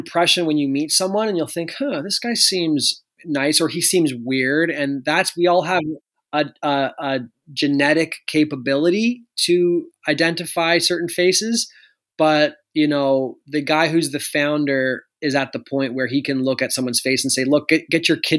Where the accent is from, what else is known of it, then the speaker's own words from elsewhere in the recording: Canada; No, Canadians are polite, but we're very shy.